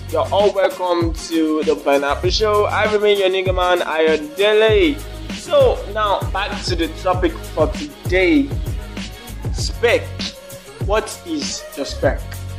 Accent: Nigeria; In Nigeria, I'm a Nigerian man.

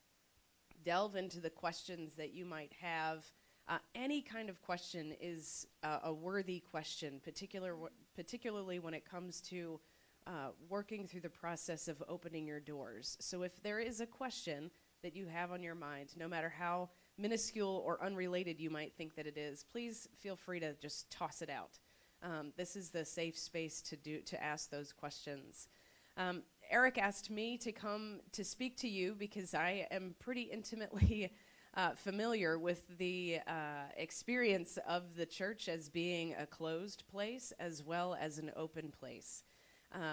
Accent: North Carolina, United States; I'm from North Carolina

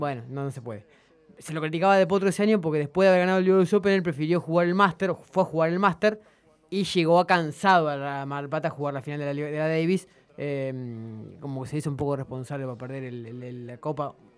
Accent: Argentina

